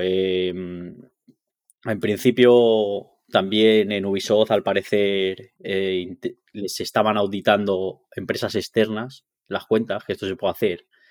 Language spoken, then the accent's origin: Spanish; Basque Country, Spain; yo, que soy vasco, vuelvo a cuando estaba en la Tola